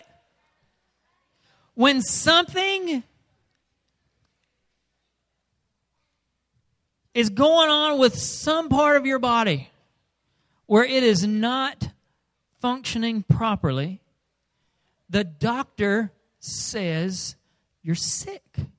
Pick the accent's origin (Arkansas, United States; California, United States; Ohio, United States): Arkansas, United States; we're rednecks from Arkansas.